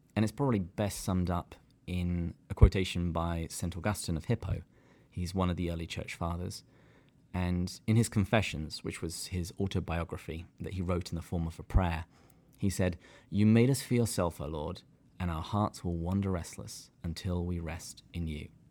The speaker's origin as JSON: {"language": "English", "region": "England", "country": "United Kingdom", "moved": "as an adult", "lives_now": "San Diego, United States", "said": "I am from the great country of England"}